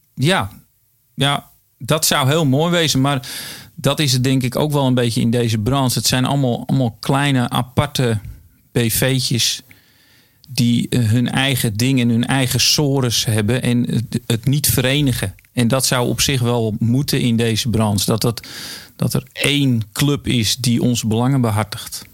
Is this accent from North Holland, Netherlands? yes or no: yes; Edam, North Holland, Netherlands; oorspronkelijk kom ik uit Edam.